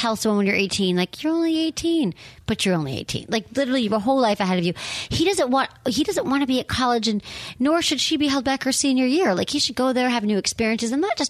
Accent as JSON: {"language": "English", "town": "Farmington Hills", "region": "Michigan", "country": "United States", "tie": "born or raised there", "lives_now": "San Francisco, United States", "said": "I'm from Michigan. I'm from a town called Farmington Hills."}